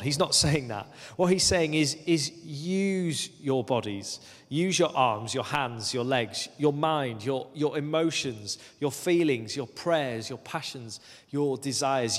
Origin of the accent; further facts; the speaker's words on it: Lake District, North West England, United Kingdom; moved away as an adult; also born or lived in Aberdeen, Scotland; When I was nineteen, I moved from the Lake District, where I'd grown up, uh, to the northeast of Scotland, to Aberdeen.